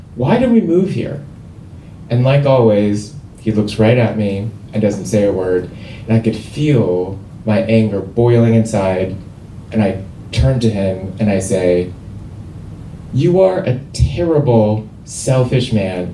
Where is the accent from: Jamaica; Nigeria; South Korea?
South Korea; Seoul; moved away; I grew up in Seoul, South Korea